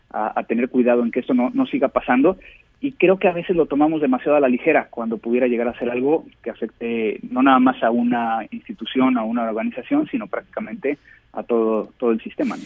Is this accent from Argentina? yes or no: no; Mexico; como mexicanos